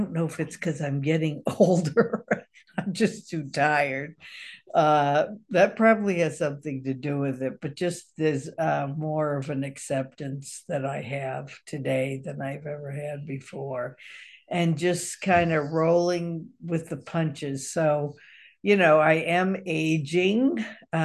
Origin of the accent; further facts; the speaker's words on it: Massachusetts, United States; now in Kentucky, United States; I grew up on the East Coast in Massachusetts.